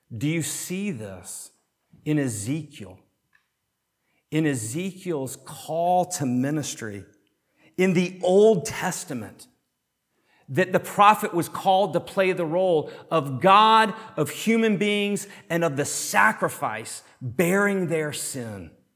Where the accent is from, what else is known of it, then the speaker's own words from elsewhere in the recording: Chattanooga, Tennessee, United States; I grew up on Lookout Mountain right outside of Chattanooga, Tennessee